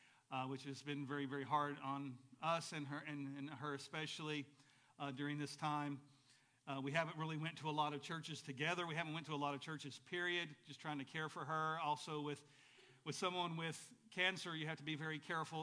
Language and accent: English; Arab, Alabama, United States; also born or lived in Chattanooga, Tennessee; We moved from Tennessee to Alabama when I was 5 years old.